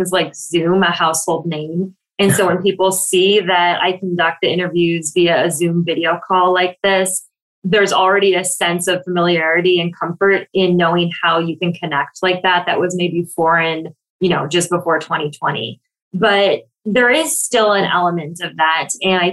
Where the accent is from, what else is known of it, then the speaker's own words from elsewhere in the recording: Michigan, United States; now in Brooklyn, United States; I live in Brooklyn, New York. I'm originally from Michigan, and I flew home to Michigan